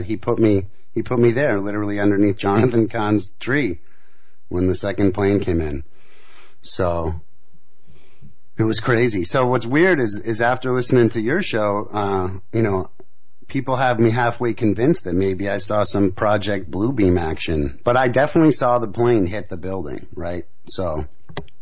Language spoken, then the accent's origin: English; Boston, Massachusetts, United States; moved away as an adult; also born or lived in New York City; And so I'm from Boston originally, and you know, we grew up loving the Red Sox